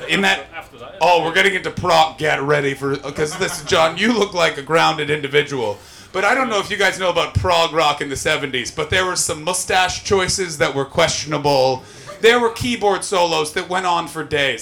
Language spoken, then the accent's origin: English; Canada; As a Canadian